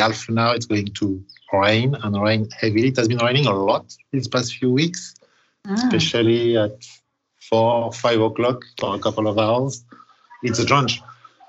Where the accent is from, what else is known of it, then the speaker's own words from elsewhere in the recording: Paris, Île-de-France, France; moved away; I am originally from Paris, actually the suburb.